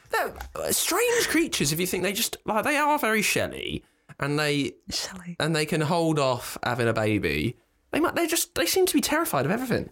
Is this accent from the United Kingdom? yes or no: yes; the Home Counties, United Kingdom; from the home counties